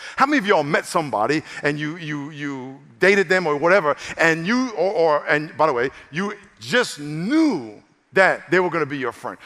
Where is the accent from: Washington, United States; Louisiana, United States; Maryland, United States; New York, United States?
New York, United States; now in San Diego, United States; I'm from New York, so I just got a whole different way of rolling like